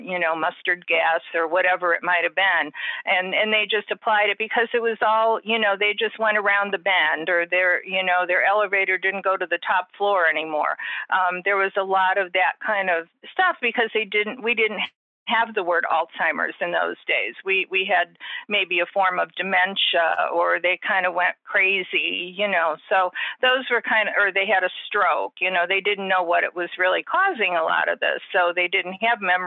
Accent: Chicago, Illinois, United States; now in Florida, United States; I'm originally from Chicago, and we had a lot of cold winter

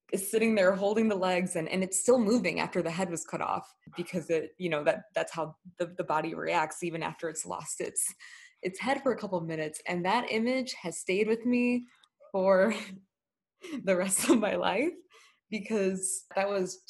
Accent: United States; the privileges that I had growing up in the US

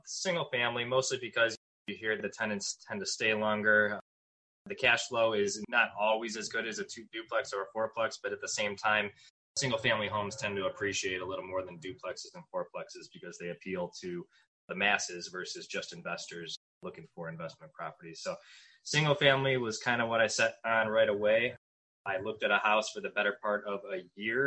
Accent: Cleveland, Ohio, United States; I was born and raised just outside Cleveland, Ohio.

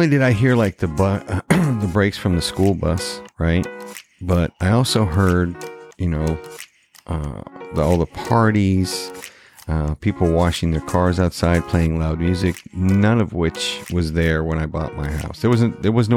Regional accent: Maine, United States; moved away as an adult; also born or lived in Georgetown, Texas; I relocated back to my home state of Maine.

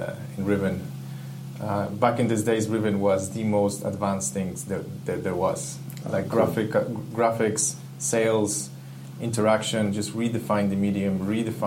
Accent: Ecuador; I grew up in Ecuador.

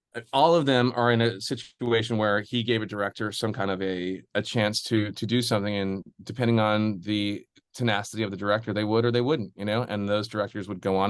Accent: Midwest, United States; I'm from the Midwest too

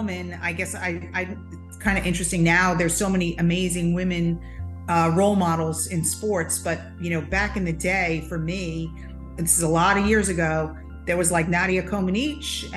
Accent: Long Island, New York, United States; moved away as an adult; when we moved to Long Island, when I was like a teenager, I was like 10. And so then I grew up in Long Island

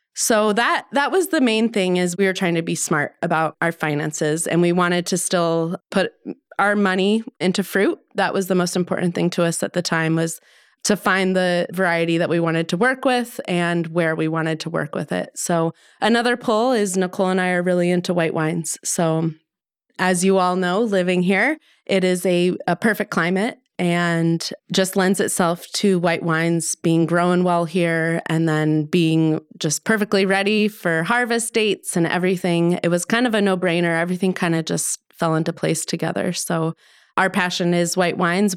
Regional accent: suburbs south of Denver, Colorado, United States; moved away as an adult; also born or lived in Sonoma County, California; I'm from Colorado. So I just grew up in the suburbs, nothing exciting, just south of Denver

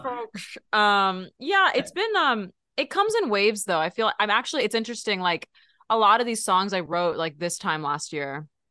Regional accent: Texas, United States; I'm from Texas

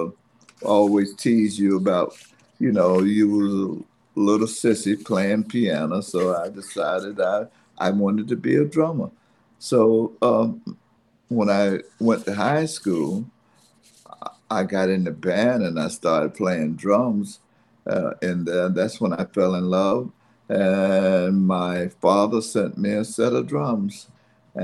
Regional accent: Fayetteville, United States; moved away as an adult; also born or lived in New York; I grew up in Fayetteville

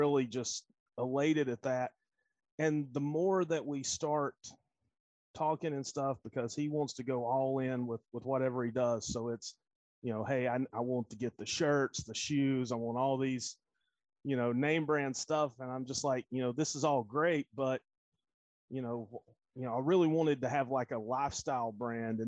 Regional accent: North Carolina, United States; now in Knoxville, United States; I'm originally from North Carolina

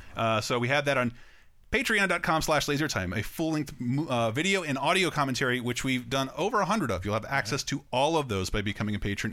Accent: Tallahassee, Florida, United States; my hometown of Tallahassee, Florida

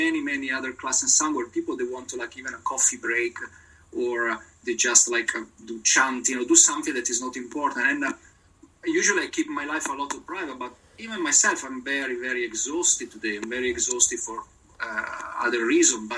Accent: Italy; English is a second language; I'm not British, I'm very Italian

